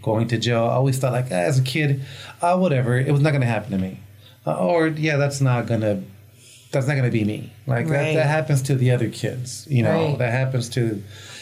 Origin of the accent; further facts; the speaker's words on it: Pasadena, California, United States; first language Spanish; English is a second language; Cali kid, grew up in Pasadena